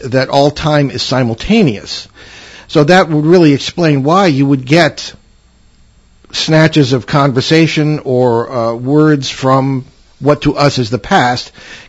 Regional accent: East Hartford, Connecticut, United States; East Hartford, Connecticut, my hometown

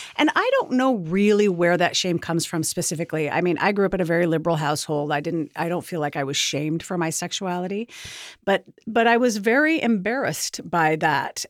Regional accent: Portland, Oregon, United States; My background is that I grew up in Portland doing theater

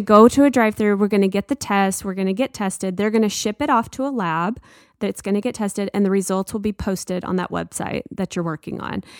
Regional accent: United States; this pride of being an American

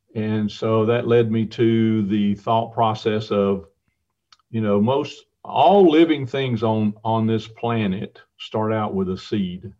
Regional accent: Tucker, Georgia, United States; I grew up in Tucker, Georgia

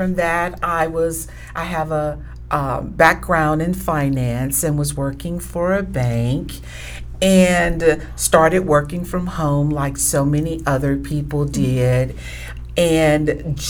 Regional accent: Georgia, United States; We're both Georgia girls

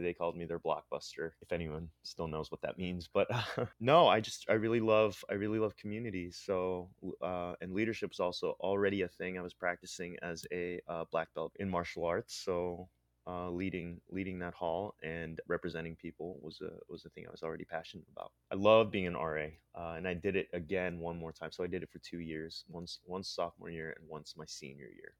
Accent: State College, Pennsylvania, United States; moved away as an adult; also born or lived in Philippines; now in San Francisco, United States; I'm, I'm actually from State College, Pennsylvania. I'm actually, uh, an immigrant from the Philippines. My parents brought me here in eighty-nine

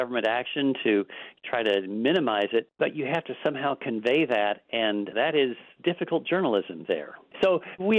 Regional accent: Midwest, United States; moved away; I'm the farmer in the group because I was born in the Midwest.

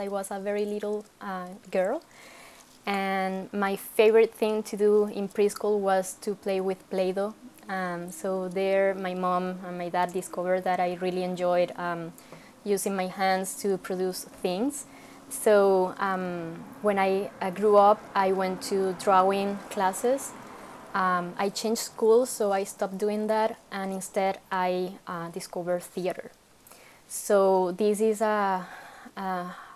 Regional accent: Venezuela; moved away as an adult; now in Canada; I come from Venezuela in South America, and I moved to Canada in 2013

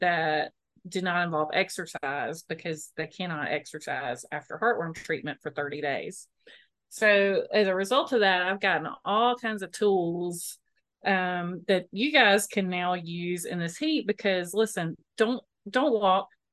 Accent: Moultrie, Georgia, United States; I grew up in Moultrie

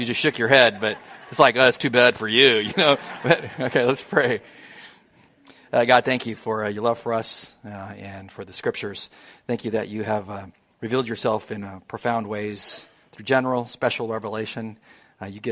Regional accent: Imperial Valley, Southern California, United States; in the Imperial Valley where I grew up in Southern California in the desert near Yuma

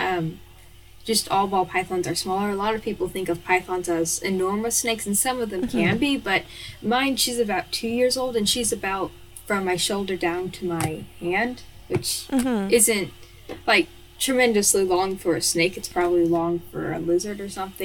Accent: Kentucky, United States; I'm from Kentucky, which is in the United States of America

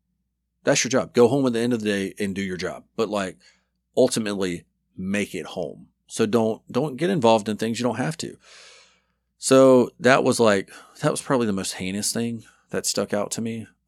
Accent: Dothan, Alabama, United States; I grew up in Dothan, right by Florida.

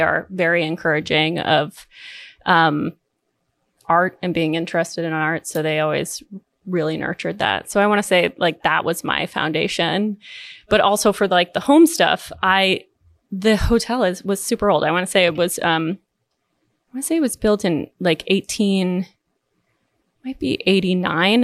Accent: Southwest Harbor, Maine, United States; I grew up in Southwest Harbor, Maine

